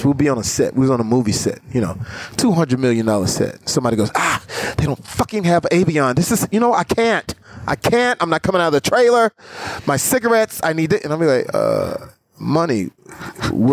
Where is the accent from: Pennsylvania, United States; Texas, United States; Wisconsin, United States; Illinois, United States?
Texas, United States; Terrell; moved away; Terrell, Texas. Never left that. Never forget that I'm from